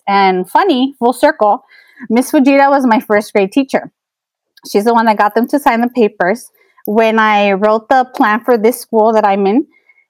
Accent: Los Angeles, California, United States; I was born and raised in South Los Angeles

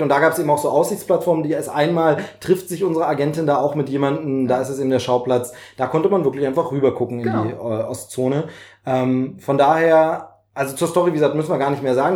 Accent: East Germany, Germany; ich als DDR-Bürger

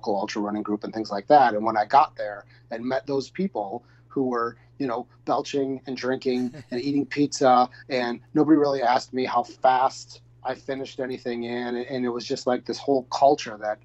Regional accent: Wisconsin, United States; we're both from Wisconsin

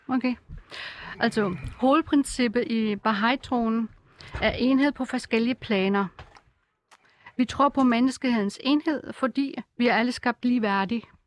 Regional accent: Germany; Danish is a second language; now in Denmark; jeg kommer oprindeligt fra Tyskland

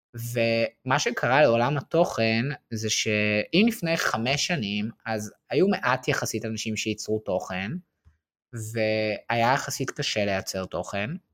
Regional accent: Israel; also born or lived in Paris, France; אנחנו גם בתור ישראלים

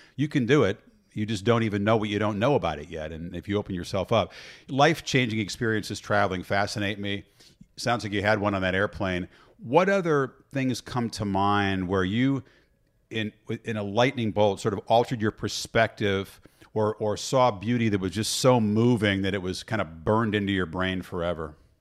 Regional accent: Illinois, United States; I grew up in Illinois

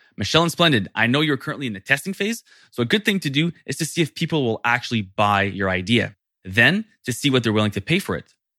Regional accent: Canada; Being French Canadian

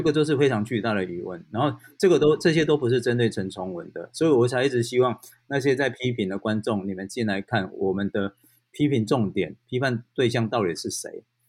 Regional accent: Taiwan; 我们台湾人

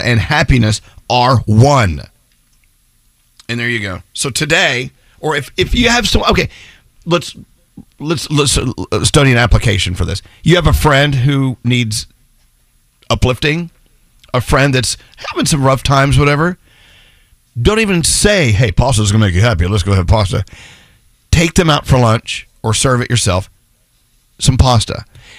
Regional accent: Texas, United States; being from Texas, pasta was not, number one as far as the cuisine known from our region. We ate steaks

